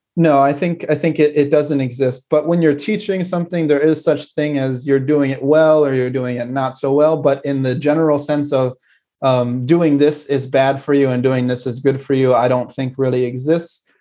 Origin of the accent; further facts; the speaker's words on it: United States; moved away; my hometown in America can get very cold in the winter